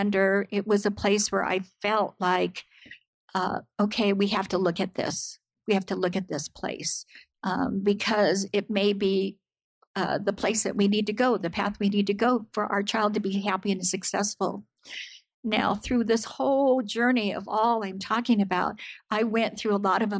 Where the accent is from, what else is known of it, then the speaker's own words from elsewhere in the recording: United States; I am Japanese American.